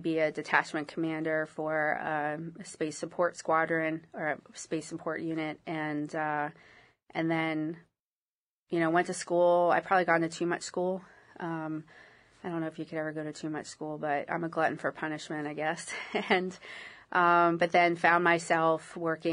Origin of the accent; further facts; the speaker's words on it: Bethlehem, Pennsylvania, United States; moved away as an adult; also born or lived in Allentown, Pennsylvania; now in Monterey, United States; I grew up in Pennsylvania, born in Allentown, raised in Bethlehem